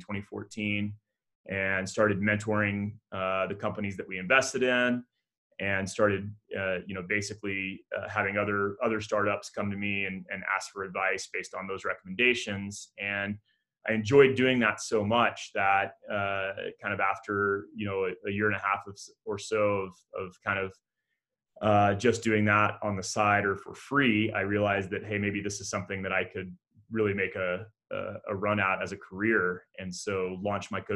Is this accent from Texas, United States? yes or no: yes; Midland, Texas, United States; moved away as an adult; also born or lived in San Diego; I grew up in Midland, Texas